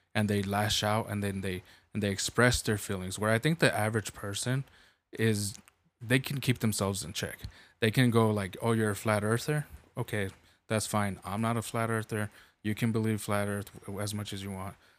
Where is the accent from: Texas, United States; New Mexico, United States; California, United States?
New Mexico, United States; I'm from New Mexico